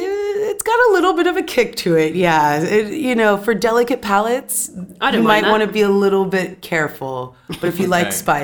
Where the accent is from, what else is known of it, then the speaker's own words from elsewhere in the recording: California, United States; also born or lived in Atlanta, Georgia; I grew up in Southern California and Atlanta as well. So home for me now is Atlanta when I do go back to the States.